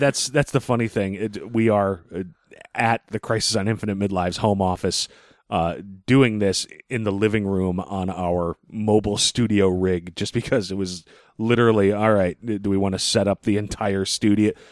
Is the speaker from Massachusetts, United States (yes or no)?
yes; Boston, Massachusetts, United States; as a Bostonian